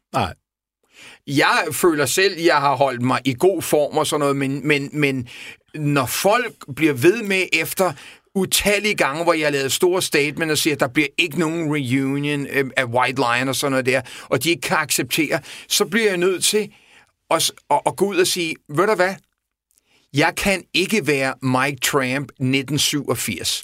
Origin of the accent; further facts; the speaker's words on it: Copenhagen, Capital Region of Denmark, Denmark; jeg voksede op i Vestervå Ungdomsgård i en helt anden, helt anden verden